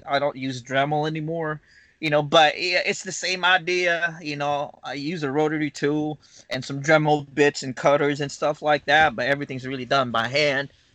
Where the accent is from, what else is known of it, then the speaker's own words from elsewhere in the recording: Philippines; moved away as an adult; now in Huntsville, United States; I came from the Philippines. Uh, I don't know if you can tell my accent, but uh, total in America, I've been here for about 13 years now.